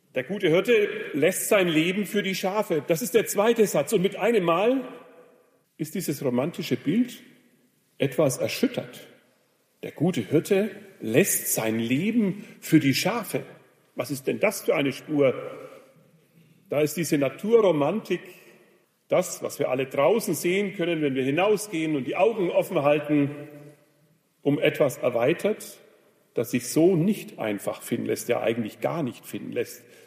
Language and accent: German; Germany; in Rodenburg, wo ich herkomme